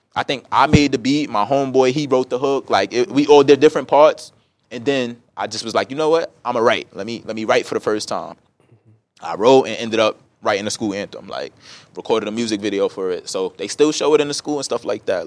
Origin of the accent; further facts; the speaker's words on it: New York City, New York, United States; growing up in Brooklyn was beautiful